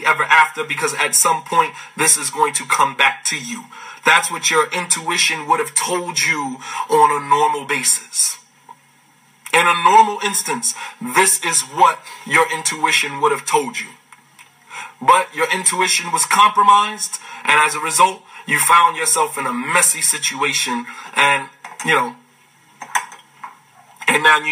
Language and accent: English; United States; as African American Muslims